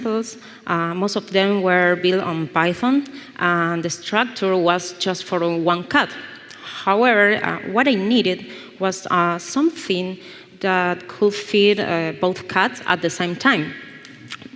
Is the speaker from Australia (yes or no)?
no; Buenos Aires, Argentina; I'm from Buenos Aires, Argentina